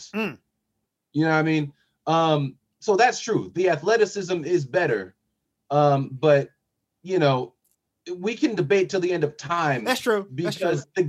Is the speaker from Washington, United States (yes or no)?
yes; Seattle, Washington, United States; I'm from Seattle area